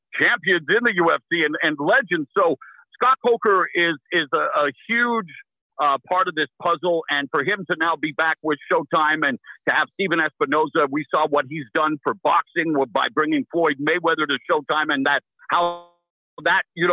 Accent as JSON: {"language": "English", "town": "Abbotsford", "region": "British Columbia", "country": "Canada", "tie": "born or raised there", "also_born_or_lived": "Vancouver", "moved": "as an adult", "lives_now": "United States", "said": "in my hometown of Abbotsford"}